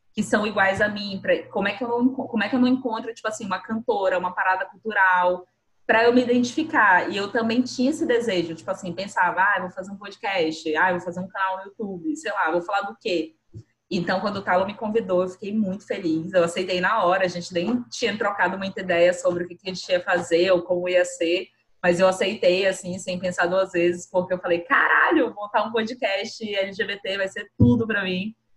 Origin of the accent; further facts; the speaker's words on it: Boa Vista, Roraima, Brazil; sou nascida e criada aqui em Boa Vista